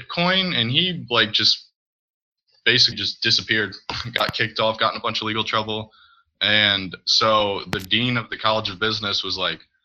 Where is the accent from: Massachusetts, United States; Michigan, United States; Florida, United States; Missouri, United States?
Missouri, United States; St. Louis; I'm from Missouri, St. Louis area.